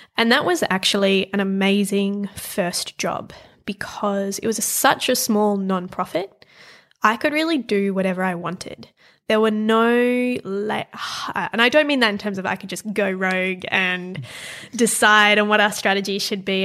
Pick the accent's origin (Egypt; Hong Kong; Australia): Australia; Perth, Western Australia; also born or lived in Paris; I grew up in Perth in Western Australia.